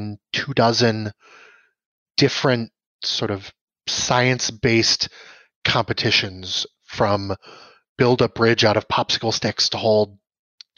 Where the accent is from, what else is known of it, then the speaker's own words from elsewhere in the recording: Valparaiso, Indiana, United States; moved away as an adult; also born or lived in Chicago, Illinois; now in Milwaukee, United States; I grew up largely in Valparaiso, Indiana, so in sort of Northwest Indiana